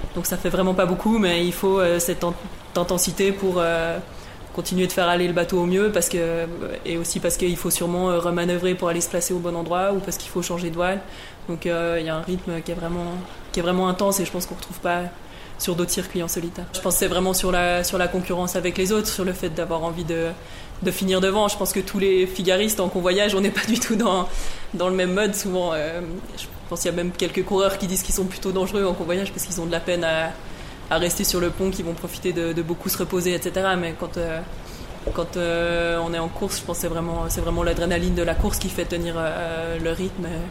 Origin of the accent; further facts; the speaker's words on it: Versoix, Geneva, Switzerland; j'ai grandi à Versoix